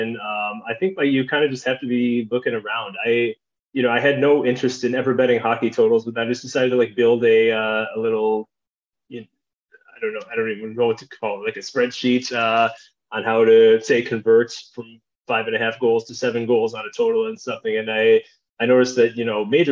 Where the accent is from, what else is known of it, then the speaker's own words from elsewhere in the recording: Chicago, Illinois, United States; when I was growing up in Chicagoland